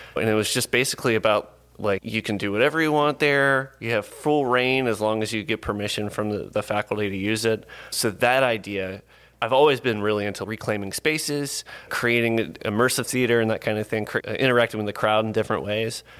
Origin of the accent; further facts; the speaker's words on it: Lillington, North Carolina, United States; also born or lived in Swansboro, North Carolina / Boone, North Carolina; now in Asheville, United States; I grew up in Lillington, North Carolina, which is like a little beef cattle farm